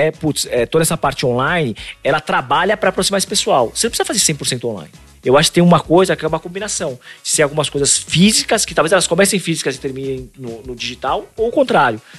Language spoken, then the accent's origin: Portuguese; Recife, Pernambuco, Brazil; Então, pô, sou do Recife aqui e tal, tudo mais